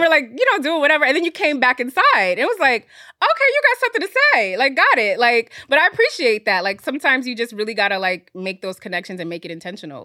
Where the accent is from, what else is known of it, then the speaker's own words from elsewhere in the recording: Fayetteville, North Carolina, United States; now in New York, United States; I was actually born in New York. I grew up in North Carolina